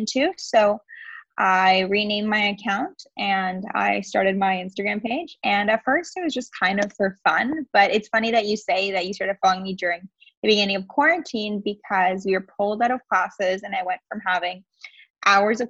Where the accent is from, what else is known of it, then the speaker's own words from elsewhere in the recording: just outside of Toronto, Ontario, Canada; I am from Ontario, Canada, just outside of Toronto